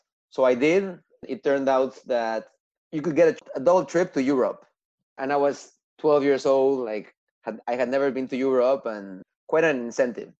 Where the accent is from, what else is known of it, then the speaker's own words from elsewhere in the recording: Mexico City, Mexico; moved away; also born or lived in Montreal; I was born and raised in Mexico City